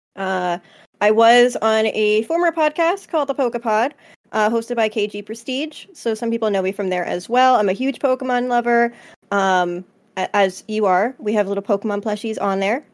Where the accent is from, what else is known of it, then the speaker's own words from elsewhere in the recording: New Jersey, United States; I'm from Jersey.